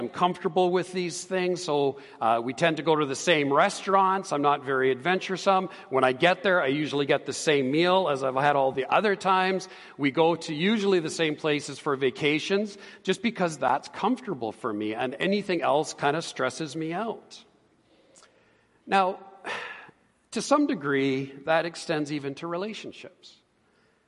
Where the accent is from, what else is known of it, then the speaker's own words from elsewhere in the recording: Edmonton, Alberta, Canada; also born or lived in Calgary / Ontario; I was born and raised here in Edmonton.